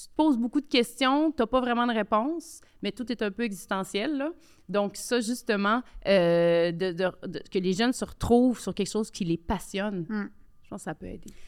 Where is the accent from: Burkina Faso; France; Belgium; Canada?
Canada; Quebec City, Quebec; j'ai grandi euh, à Québec, quartier populaire de Limoilou.